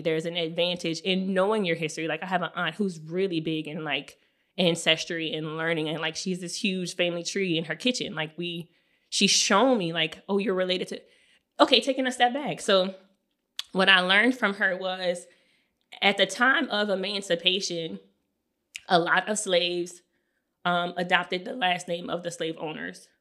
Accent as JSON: {"language": "English", "region": "South Louisiana", "country": "United States", "tie": "born or raised there", "said": "in our neighborhood where we grew up in La Paz"}